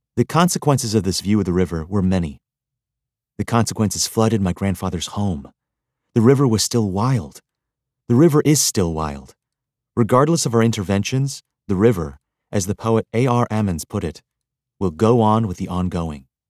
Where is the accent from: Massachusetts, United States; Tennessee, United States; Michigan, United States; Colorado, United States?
Michigan, United States; I grew up in Michigan, but my father's father's family was from the town of Greenville, Mississippi